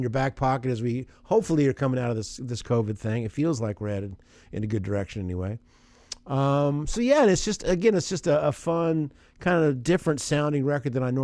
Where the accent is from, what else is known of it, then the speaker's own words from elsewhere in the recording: Southern Indiana, United States; I grew up in Indiana, so I remember. We wouldn't get like Chicago, but Southern Indiana